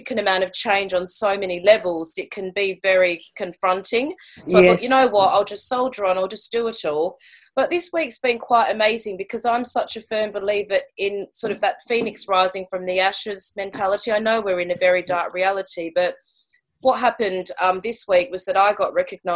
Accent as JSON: {"language": "English", "country": "Australia", "moved": "as an adult", "lives_now": "St Albans, United Kingdom", "said": "I'm Australian. I moved to the UK about 3 years ago now"}